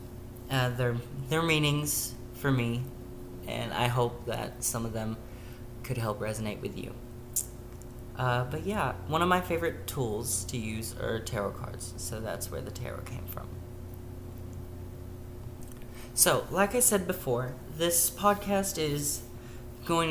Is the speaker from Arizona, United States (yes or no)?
no; Tennessee, United States; I grew up in the Bible Belt of Tennessee